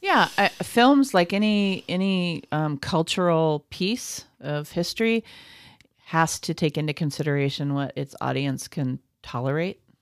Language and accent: English; United States; as an American who does not have a lot of exposure to Korean culture